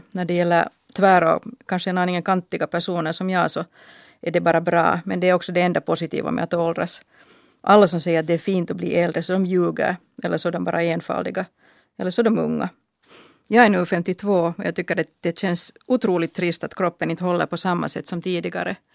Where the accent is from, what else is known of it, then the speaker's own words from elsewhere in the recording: Finland; No, det berodde förstås på att jag är svenskspråkig. De kallade mig för Hurri och de tyckte att jag skulle kunna fara tillbaka till Sverige.